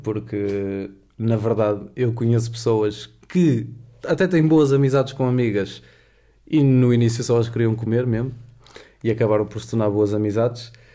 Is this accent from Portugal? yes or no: yes; Porto, Norte, Portugal; moved away as an adult; now in Lisbon, Portugal; tenho 22 anos, sou do Porto, uh, eh, estudo em Lisboa